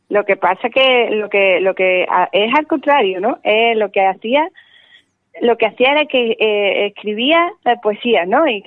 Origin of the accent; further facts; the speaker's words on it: Seville, Andalusia, Spain; ese es mi nombre verdadero, ¿no?